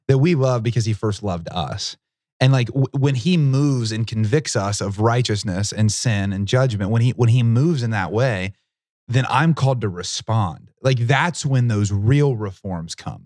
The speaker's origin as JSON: {"language": "English", "region": "Southern Ohio", "country": "United States", "said": "I'm from Southern Ohio, which is very much in the Bible Belt"}